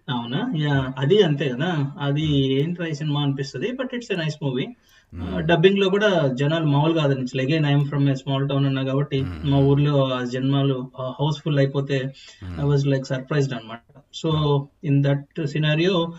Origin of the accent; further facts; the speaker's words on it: Krishna district, Andhra Pradesh, India; మాది చిన్న ఊరు కృష్ణా జిల్లాలో